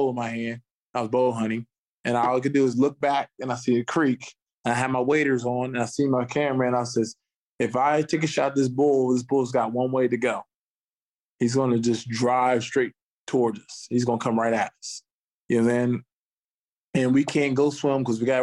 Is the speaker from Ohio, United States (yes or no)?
yes; Ohio, United States; moved away as an adult; I was being from Ohio